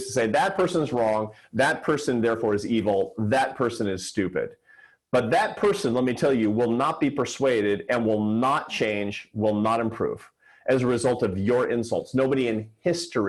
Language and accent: English; Seattle, Washington, United States; Seattle, which is my hometown.